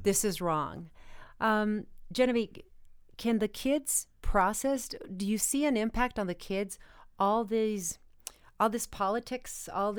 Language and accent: English; Arizona, United States; And in my home state of Arizona